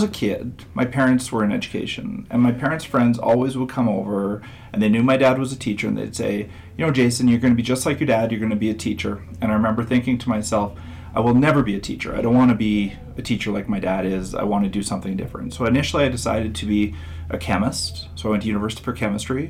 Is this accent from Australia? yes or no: no; Saskatchewan, Canada; I grew up in Saskatchewan